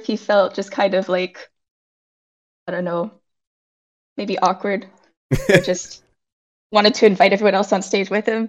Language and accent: English; United States; moved away as an adult; also born or lived in Barcelona; now in China; I had not been outside the US before then